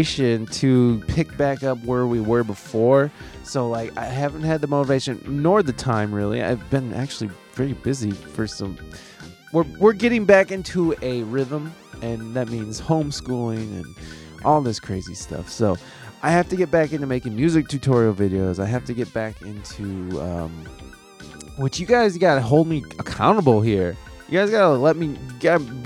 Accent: Midwest, United States; moved away as an adult; also born or lived in San Diego; I'm from the Midwest, when I lived out there

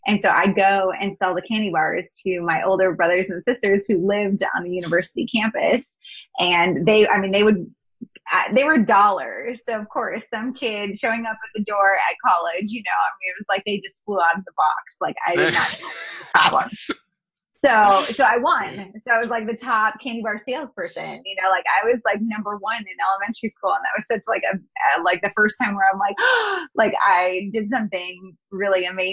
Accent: North Dakota, United States; I'm from the United States, and, you know, growing up, we lived in Northern US. So North Dakota is where I was raised

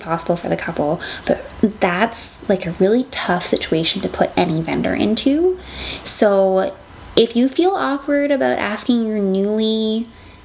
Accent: Alberta, Canada; moved away; I grew up in Alberta

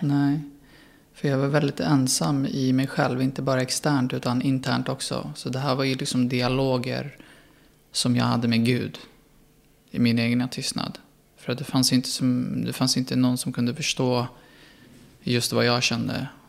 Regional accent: Sweden; jag var svensk

